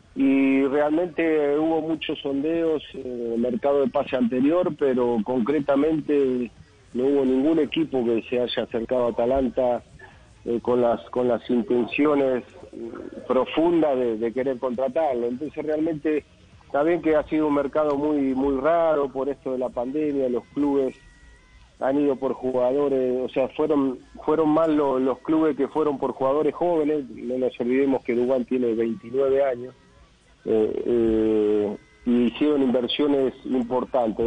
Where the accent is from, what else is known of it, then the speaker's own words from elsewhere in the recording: Mar del Plata, Buenos Aires Province, Argentina; acá en Mar del Plata, mi ciudad natal